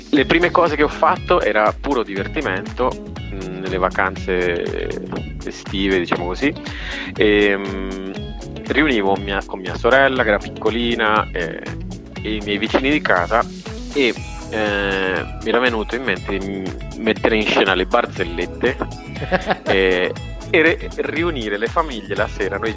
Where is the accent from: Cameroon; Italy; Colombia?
Colombia; Cali, Valle del Cauca; e, e, cresco negli anni 80-90 e poi nasco in una città molto molto particolare che è Cali.